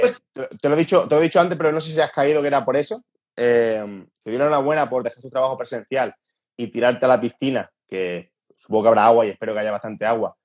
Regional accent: Andalusia, Spain; accent: Andalusian; Yo, a ver, soy andaluz, se me nota mucho el acento

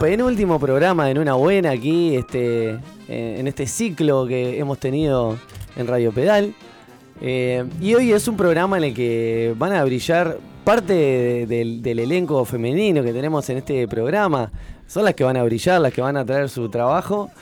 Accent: Uruguay; como buenos uruguayos

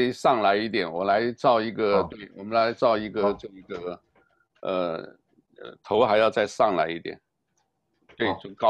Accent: Taiwan; 因为我来自台湾嘛，所以台湾的啦。

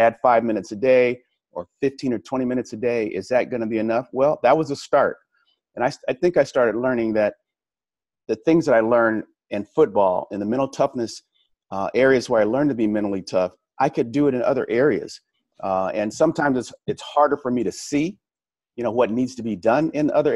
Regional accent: Los Angeles, California, United States; moved away as an adult; also born or lived in Arizona; Growing up in Los Angeles

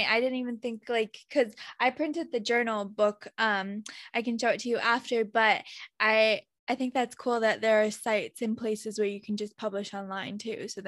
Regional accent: China; I'm from China too. I was adopted.

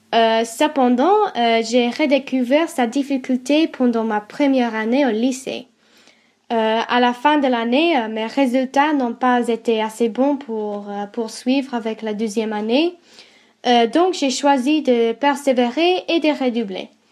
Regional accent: England, United Kingdom; French is a second language; j'ai été élevée en Angleterre

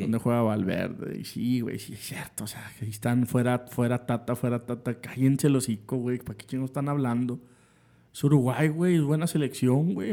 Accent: Mexico; como aficionado eh, mexicano

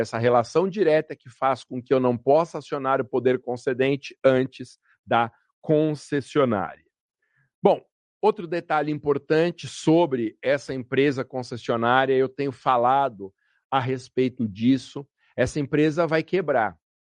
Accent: Guarulhos, São Paulo, Brazil; o município de Guarulhos, por exemplo, minha terra natal

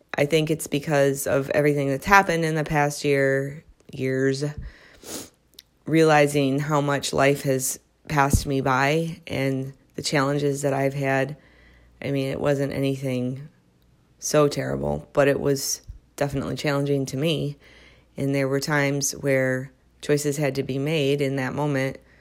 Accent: Midwest, United States; moved away as an adult; now in Southern California, United States; I am a Midwesterner. I grew up in the Midwest

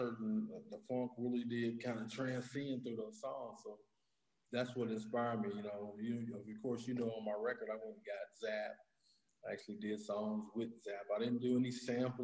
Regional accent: Indianapolis, Indiana, United States; I'm originally from Indianapolis, born and raised in Indianapolis, east side of Indianapolis

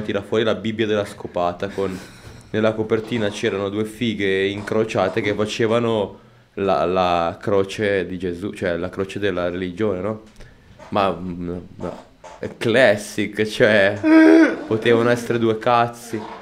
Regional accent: Como, Lombardy, Italy; Io sono di Como

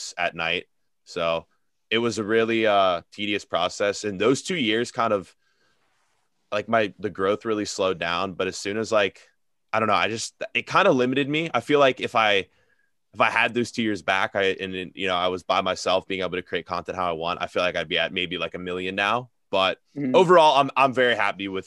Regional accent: Cincinnati, Ohio, United States; I'm from Cincinnati, so we have an MLS team now

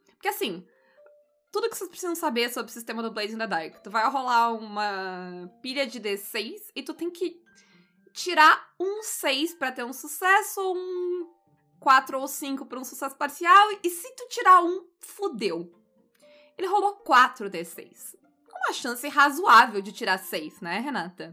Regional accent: Brazil; enquanto brasileiros

